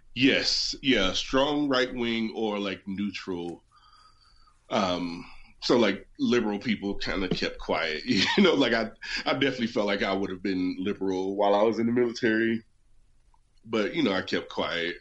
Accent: West Virginia, United States; moved away as an adult; also born or lived in Denver; I'm from West Virginia, so my L's don't show up in the middle of my words often.

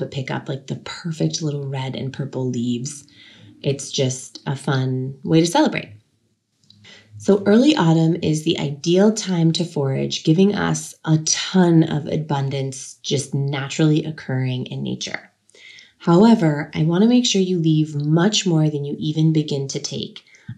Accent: Sebastopol, California, United States; In my hometown, Sebastopol, California, there was an annual Gravenstein Apple Festival that I grew up going to as a child

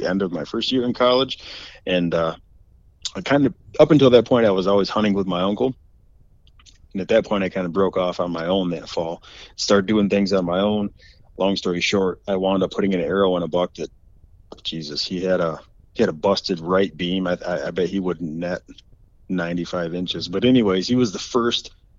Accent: Mecosta, Michigan, United States; I'm from Macosta, Michigan. I grew up in Macosta, Michigan, born and raised

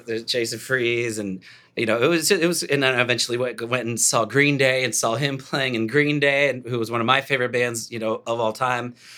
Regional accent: Dallas, Texas, United States; moved away as an adult; also born or lived in Los Angeles; I was raised in Dallas. I moved out when I was, like, twenty, twenty-one years old

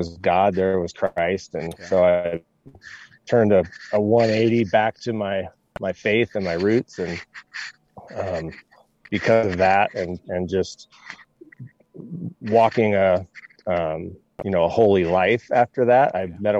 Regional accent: Veneta, Oregon, United States; moved away as an adult; also born or lived in Lexington, Kentucky; we grew up in Veneta, Elmira. I went on to, college at Southern Oregon. And after that moved to Lexington, Kentucky for 10 years

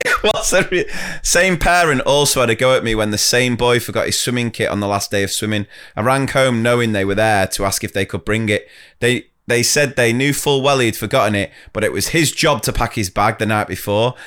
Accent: Wilmslow, North West England, United Kingdom; accent: posh; I'm from Winslow, and this was Staley Bridge.

